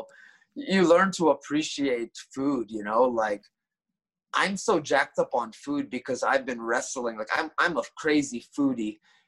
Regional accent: Tokyo, Japan; like me coming from Tokyo and growing up in Tokyo, I'm kind of biased.

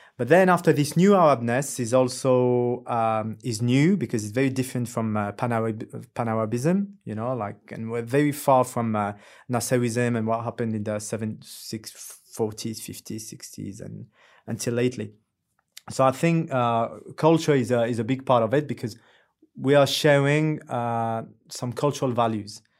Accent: France; English is a second language; moved away as an adult; now in Dubai, United Arab Emirates; I was born in France, I grew up in France

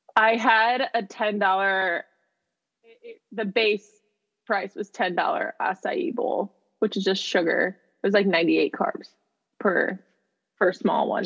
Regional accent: Midwest, United States; moved away; I'm from the Midwest.

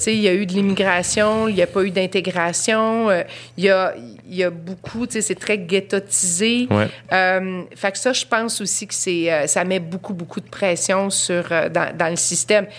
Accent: Quebec, Canada; notre dénominateur commun, c'est d'être Québécois

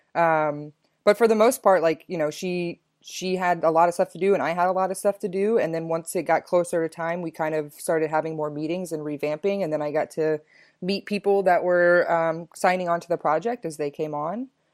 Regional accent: Texas, United States; moved away as an adult; also born or lived in Chicago; I'm from Texas originally

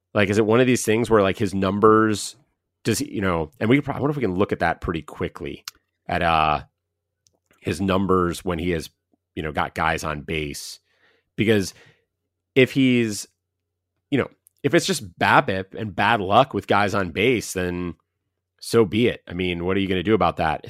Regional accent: Ohio, United States; We're both from Ohio, both Ohio State fans growing up

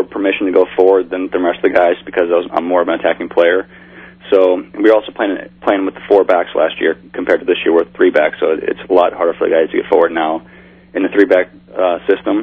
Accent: Midwest, United States; moved away; I grew up in the Midwest, so I always did a lot of bass fishing

